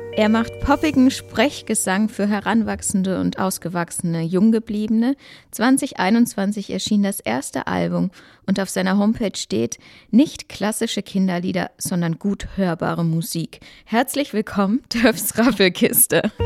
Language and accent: German; Baden-Württemberg, Germany; Ich komme ja auch aus Baden-Württemberg